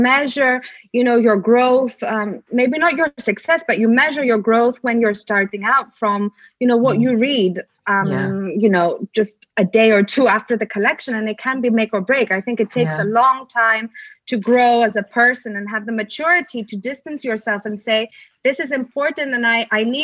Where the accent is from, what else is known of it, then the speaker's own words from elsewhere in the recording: Greece; now in United Kingdom; I was brought up in Greece and my aesthetic was already shaped to a certain extent and my values were shaped in Greece